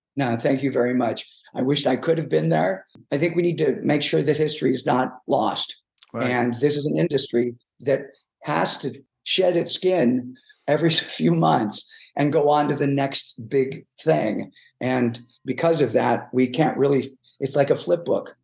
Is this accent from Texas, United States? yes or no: no; Chicago, Illinois, United States; moved away; I'm originally from South Side of Chicago